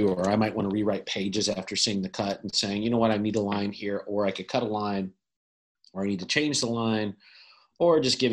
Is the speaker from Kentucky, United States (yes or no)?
yes; Kentucky, United States; now in California, United States; I'm from Kentucky originally